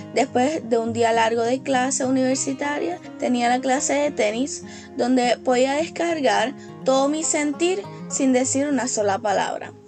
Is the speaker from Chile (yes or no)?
no; Puerto Rico; soy puertorriqueña